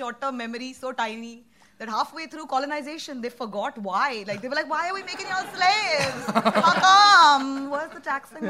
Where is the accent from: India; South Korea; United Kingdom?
India; As an Indian